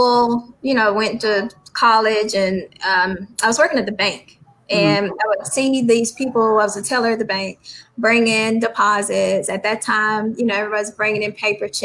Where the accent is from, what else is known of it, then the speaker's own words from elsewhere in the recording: Atlanta, Georgia, United States; I was born and raised in Atlanta